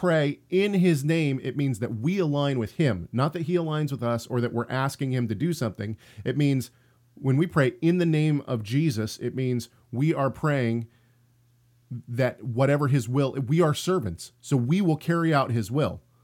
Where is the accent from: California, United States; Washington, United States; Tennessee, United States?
Washington, United States; Tacoma; I'm from Tacoma